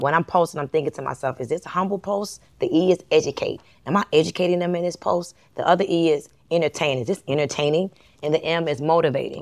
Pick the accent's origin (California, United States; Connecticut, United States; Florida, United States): Florida, United States; Miami; moved away as an adult; also born or lived in Atlanta, Georgia; I'm from Miami, and in Miami, it's a lot of Latinos that are successful